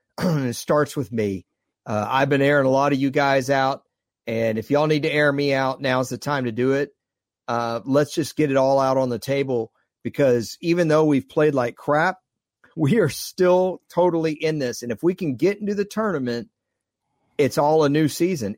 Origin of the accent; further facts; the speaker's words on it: Dallas, Texas, United States; Growing up in Dallas, I grew up with Tuttle Jones